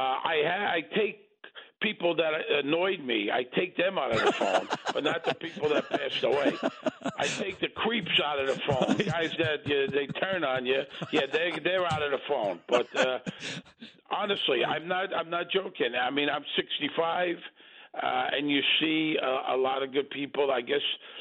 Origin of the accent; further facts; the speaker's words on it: New York City, New York, United States; I grew up in Brooklyn